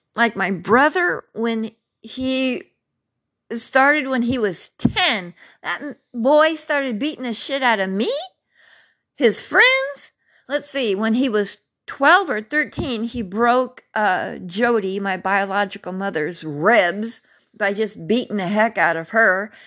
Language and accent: English; Carmichael, California, United States; also born or lived in Mather Air Force Base; growing up in Carmichael and Mather Air Force Base.